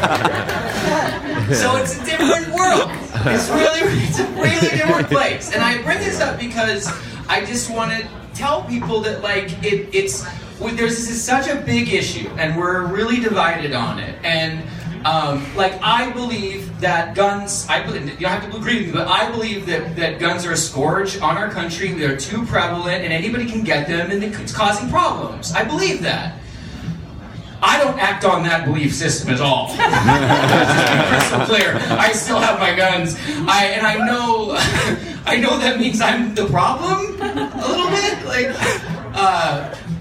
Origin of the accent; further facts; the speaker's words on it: Montana, United States; I'm from Montana, which is a state that people can come.